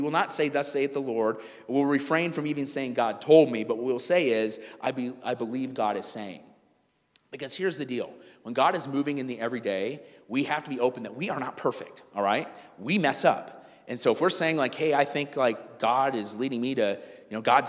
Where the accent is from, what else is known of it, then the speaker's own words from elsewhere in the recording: South Africa; I'm from South Africa."